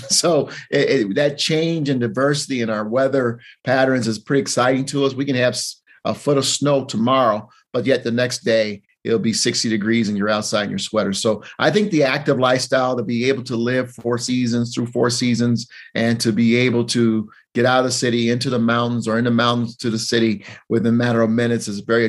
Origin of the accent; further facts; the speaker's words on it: Denver, Colorado, United States; also born or lived in Texas; I was not born in Denver or in the state of Colorado. I was born in Texas, but I came here as an infant. My twin sister and I, the youngest of 10 children, we were military family. And so dad's last assignment was Denver.